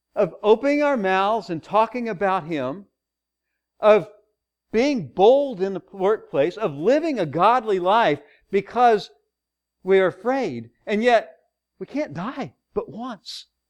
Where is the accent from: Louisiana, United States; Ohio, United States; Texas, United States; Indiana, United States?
Texas, United States; I'm from the South, right? Uh-huh, yeah. Well, Texas, it's not really South.